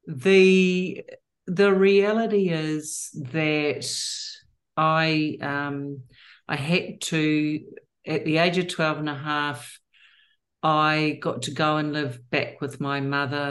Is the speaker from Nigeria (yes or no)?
no; New Zealand; I was born and bred in New Zealand